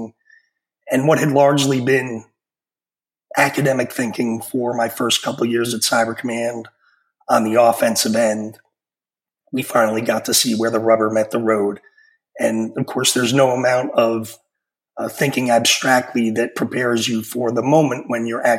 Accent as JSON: {"language": "English", "region": "New York", "country": "United States", "tie": "born or raised there", "moved": "yes", "said": "I'm a New Yorker from growing up"}